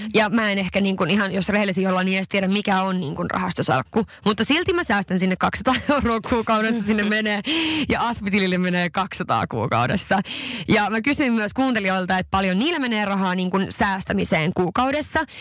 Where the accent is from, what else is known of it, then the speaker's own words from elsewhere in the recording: Sweden; now in Helsinki, Finland; mä oon Ruotsista kotoisin